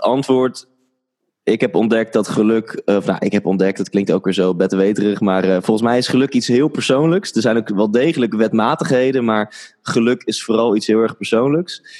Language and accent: Dutch; Netherlands; ik ben in Nederland geboren